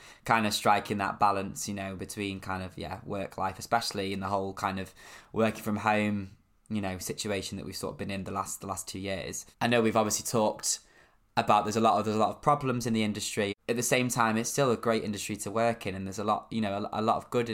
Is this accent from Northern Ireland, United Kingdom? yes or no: no; Cheshire, North West England, United Kingdom; I'm from Cheshire, but not the posh part, the crap part